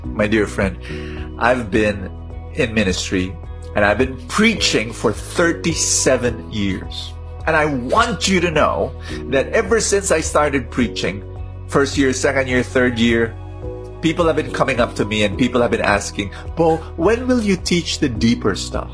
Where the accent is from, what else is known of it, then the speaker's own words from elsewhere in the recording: Philippines; I'm a Filipino